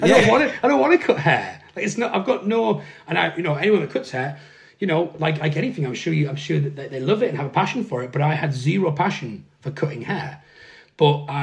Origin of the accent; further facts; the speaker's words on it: Darlington, North East England, United Kingdom; growing up in the Northeast in the 80s and the 90s